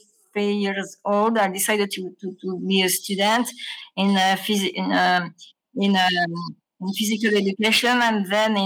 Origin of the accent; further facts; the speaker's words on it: Grenoble, Auvergne-Rhône-Alpes, France; I was born in Grenoble, and at the age of 10 years, I decided to go to school by bicycle, but my school was very far from my home, and it was in Grenoble